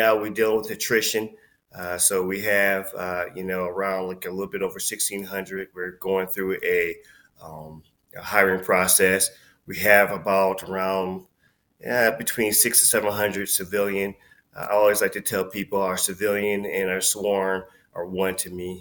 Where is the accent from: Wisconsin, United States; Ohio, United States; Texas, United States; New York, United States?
Wisconsin, United States; Milwaukee; I'm born and raised in Milwaukee, lived there all my life